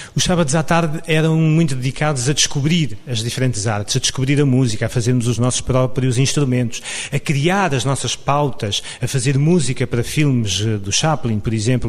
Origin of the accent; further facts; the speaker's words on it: Samora Correia, Lisbon, Portugal; A minha, digamos, a minha formação cultural em Samora Correia, a terra onde nasci